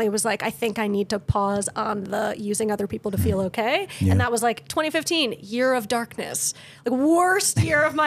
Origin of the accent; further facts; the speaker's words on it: Connecticut, United States; moved away as an adult; also born or lived in Maryland; I grew up in Connecticut